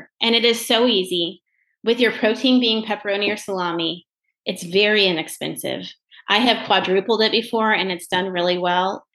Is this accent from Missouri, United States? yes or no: yes; the Ozarks, Missouri, United States; I am 100% pure Ozarkian. We are hillbillies down here.